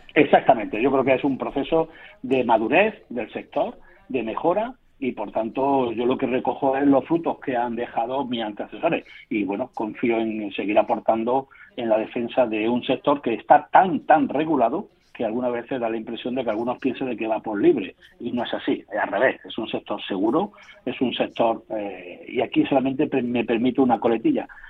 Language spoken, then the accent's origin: Spanish; Córdoba, Andalusia, Spain; soy cordobés, licenciado en Derecho